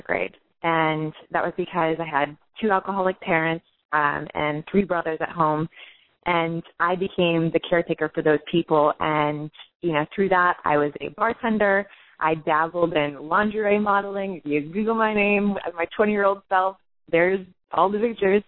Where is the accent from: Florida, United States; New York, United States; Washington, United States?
Florida, United States; Orlando; I'm from Florida